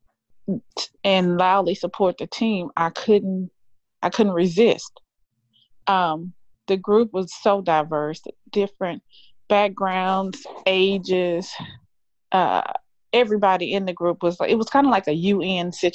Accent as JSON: {"language": "English", "town": "Pasadena", "region": "Texas", "country": "United States", "tie": "born or raised there", "said": "I grew up in Pasadena school district"}